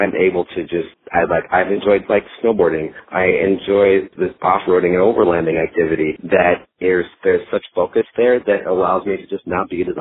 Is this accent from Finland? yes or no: no; Minnesota, United States; now in Dallas, United States; I grew up in Minnesota and spent a lot of time in the outdoors and camping